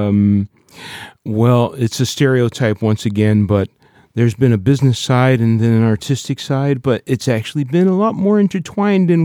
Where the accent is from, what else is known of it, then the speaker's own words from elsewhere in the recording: Hartford, Connecticut, United States; I'm from Hartford